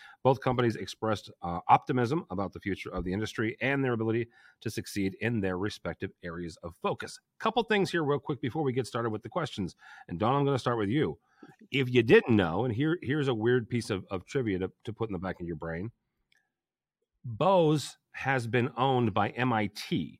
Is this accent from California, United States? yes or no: no; St. Louis, Missouri, United States; I sound like I'm from St. Louis because I'm from St. Louis.